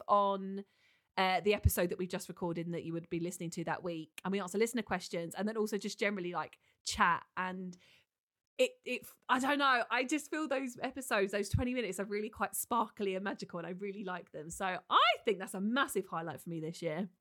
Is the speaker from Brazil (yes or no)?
no; United Kingdom; we are so British